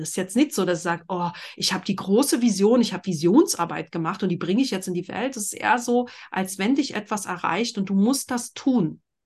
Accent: Berlin, Germany; ich bin in Berlin groß geworden, in einer Großstadt

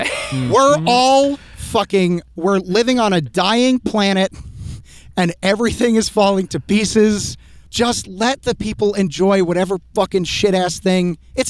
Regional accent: New England, United States; I grew up in New England, man.

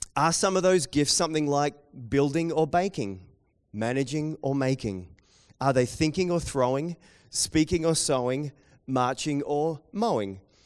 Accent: New Zealand; accent: Kiwi; my Kiwi accent

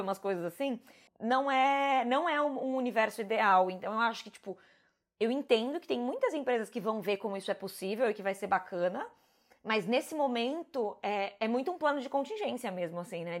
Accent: São Paulo, Brazil; moved away as an adult; São Paulo é muito a minha cidade

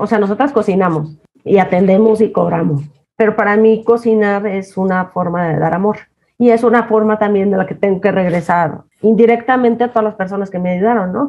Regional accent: Jalisco, Mexico; moved away as an adult; now in Mexico City, Mexico; me encantan los mariscos como soy de Jalisco

